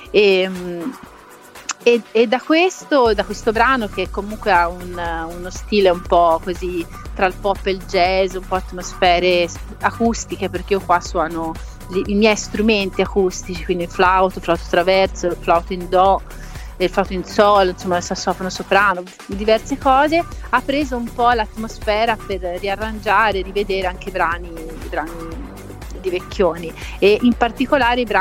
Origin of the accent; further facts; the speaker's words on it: Lucca, Tuscany, Italy; born there; now in La Spezia, Italy; Io sono alla Spezia, sono nata a Lucca, però ora vivo alla Spezia, comunque sono sul mare.